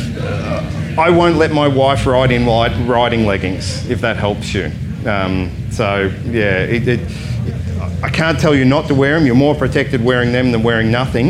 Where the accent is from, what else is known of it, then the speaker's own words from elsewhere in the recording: Australia; I am Australian